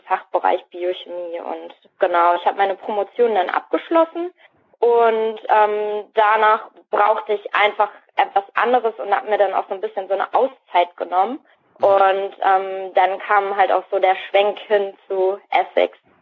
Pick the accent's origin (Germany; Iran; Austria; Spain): Germany; Soest, North Rhine-Westphalia; also born or lived in Hamburg; now in Dormagen, Germany; also ich bin tatsächlich ursprünglich aus Nordrhein-Westfalen. Ich bin nämlich in Soest geboren